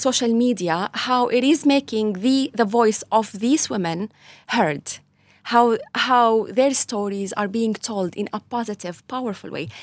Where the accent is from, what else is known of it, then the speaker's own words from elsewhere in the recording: Latakia, Latakia Governorate, Syria; moved away as an adult; now in Ireland; I was born in Syria, Latakia